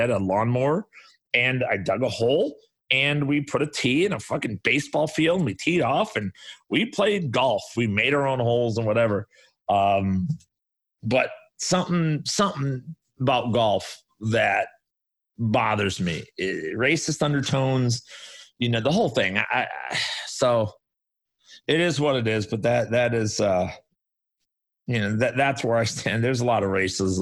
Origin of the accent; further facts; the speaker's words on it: Chicago, Illinois, United States; I grew up on the South Side of Chicago